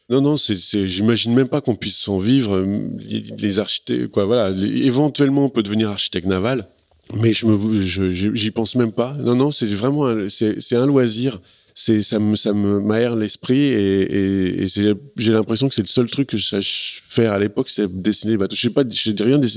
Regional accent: Paris, Île-de-France, France; je suis un parisien frustré

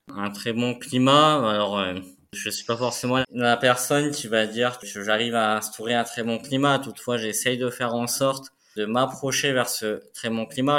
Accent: Moselle, Grand Est, France; moved away; je suis originaire de la Moselle

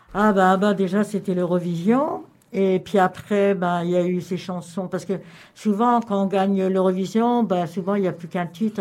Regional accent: Cambrai, Hauts-de-France, France; now in Lorient, France; je suis j'étais de Cambrai

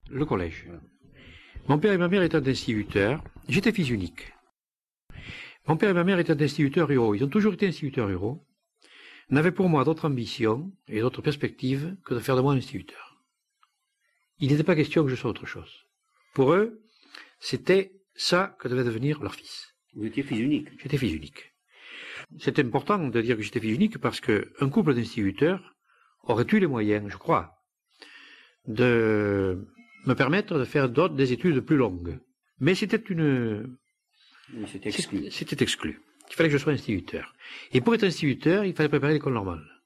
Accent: Occitania, France; born there; je ne suis pas né dans val je suis né dans les Baronnies.

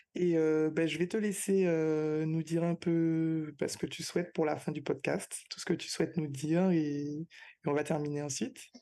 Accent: Martinique; moved away as an adult; now in Guadeloupe; je suis martiniquaise, mais je travaille en Guadeloupe

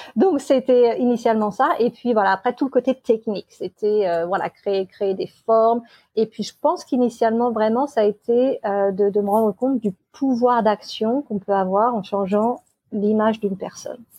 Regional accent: Amboise, Centre-Val de Loire, France; moved away as an adult; also born or lived in England; now in Australia; je suis de France, originaire d'Amboise, et j'ai 41 ans

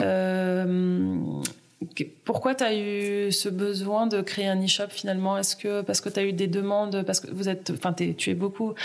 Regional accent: Uriage, Auvergne-Rhône-Alpes, France; moved away; je viens d'Uriage ah Mes parents habitent à Uriage

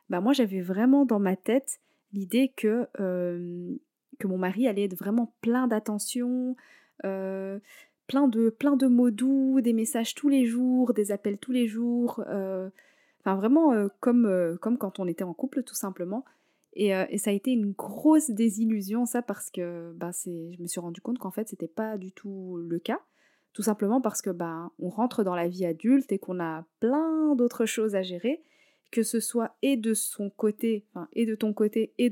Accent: Morocco; Je suis marocaine.

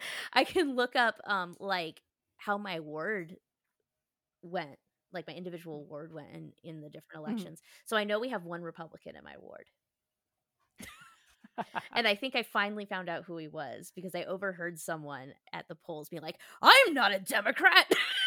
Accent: Chicago, Illinois, United States; born there; I was born in Chicago. Like, the schools would be closed in honor of him every year and stuff.

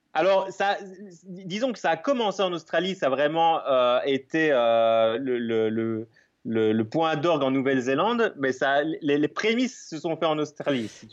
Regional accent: Belgium; je suis belge, comme ça s'entend peut-être

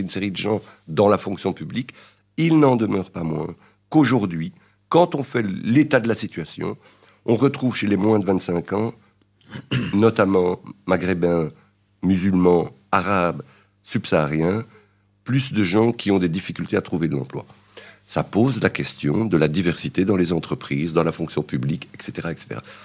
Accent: Belgium; je suis belge, né en Belgique, d'origine marocaine, mais je me sens aussi marocain

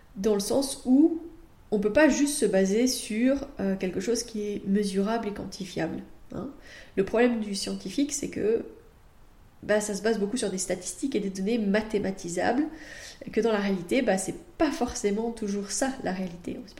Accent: France; now in Belgium; moi je suis française, donc euh, je sais que je pratique en Belgique, mais je suis française

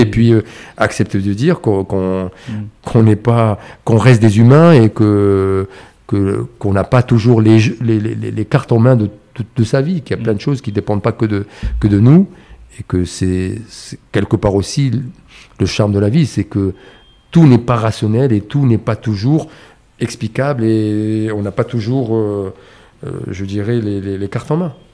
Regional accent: Casablanca, Casablanca-Settat, Morocco; j'ai j'ai grandi à Casablanca.

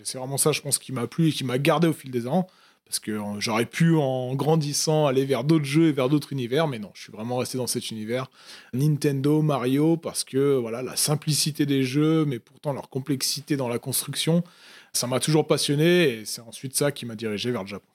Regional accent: Paris region, Île-de-France, France; moved away as an adult; also born or lived in Tokyo, Japan; now in Lyon, France; j'ai grandi dans la, dans, la, région parisienne

